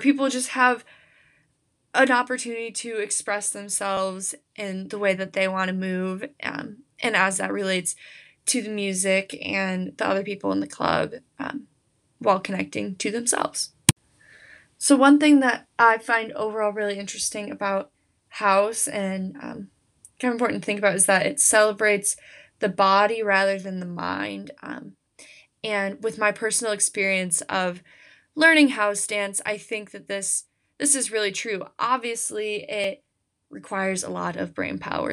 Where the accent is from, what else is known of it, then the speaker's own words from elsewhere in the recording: United States; I, I am an American, American history applies to me